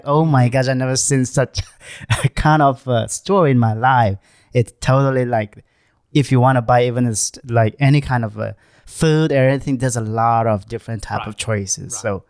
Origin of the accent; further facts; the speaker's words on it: Manipur, India; now in United States; So I'm from Manipur, which is very close to Nagaland. It's like maybe I would say 10 to 15 hours drive from Manipur to Nagaland.